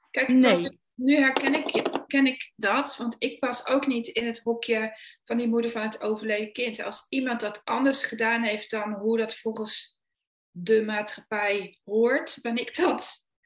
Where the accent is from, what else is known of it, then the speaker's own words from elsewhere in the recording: Achterhoek, Gelderland, Netherlands; ik kom uit de Achterhoek, daar ben ik oorspronkelijk geboren.